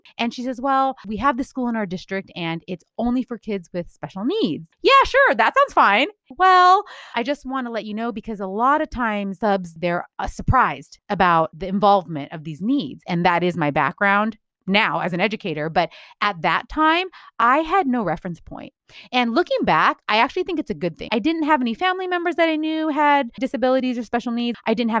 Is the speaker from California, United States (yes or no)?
yes; California, United States; I am speaking as a Californian native, born and raised.